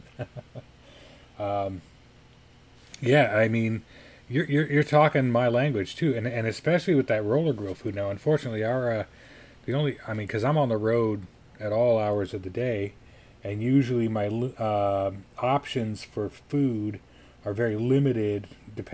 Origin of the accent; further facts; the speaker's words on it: Colorado Springs, Colorado, United States; growing up in Colorado Springs